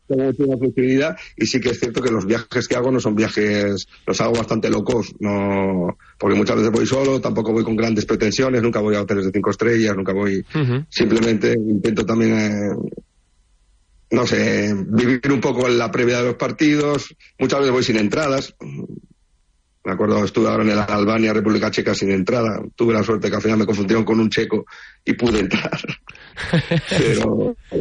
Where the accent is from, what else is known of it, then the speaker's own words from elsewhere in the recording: Oviedo, Asturias, Spain; Yo soy de Oviedo